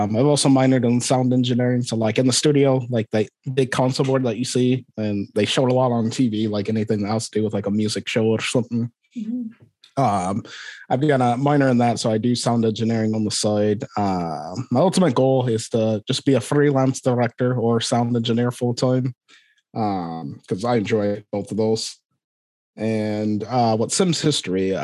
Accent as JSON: {"language": "English", "town": "Aberdeen", "region": "Scotland", "country": "United Kingdom", "tie": "born or raised there", "also_born_or_lived": "Liverpool / Florida", "accent": "Scottish", "moved": "as an adult", "lives_now": "Iowa, United States", "said": "I was born in Aberdeen, Scotland."}